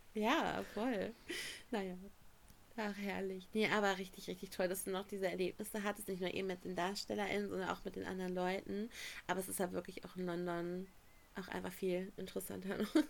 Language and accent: German; Germany; wir kommen aus Deutschland